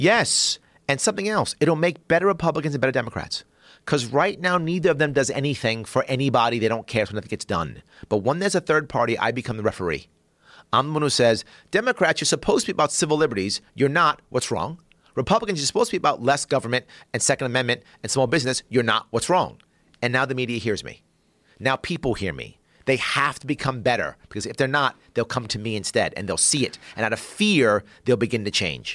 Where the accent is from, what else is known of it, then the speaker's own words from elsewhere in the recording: New York City, New York, United States; I grew up in South Bronx